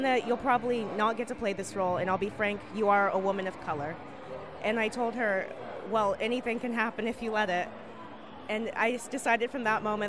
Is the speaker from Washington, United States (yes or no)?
no; San Antonio, Texas, United States; I'm from San Antonio, Texas.